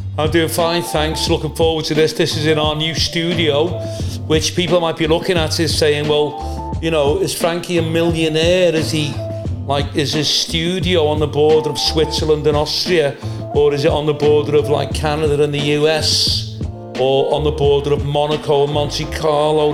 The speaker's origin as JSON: {"language": "English", "town": "Liverpool", "region": "North West England", "country": "United Kingdom", "tie": "born or raised there", "accent": "Scouse", "said": "I'm not from Runcorn. I've always lived in a city centre Always lived in Old Swan, Wavertree, Kensington"}